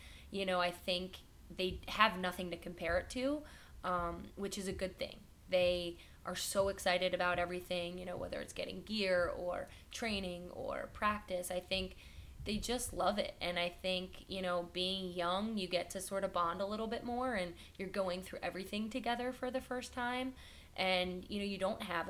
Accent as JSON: {"language": "English", "region": "New Jersey", "country": "United States", "also_born_or_lived": "Chicago", "moved": "as an adult", "lives_now": "Los Angeles, United States", "said": "I'm from New Jersey and I went to Chicago"}